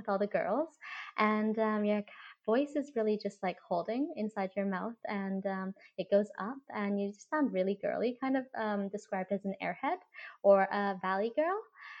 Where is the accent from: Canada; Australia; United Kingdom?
Canada; I was born and raised in Canada, so I had more of that Western upbringing than if I was raised in Asia.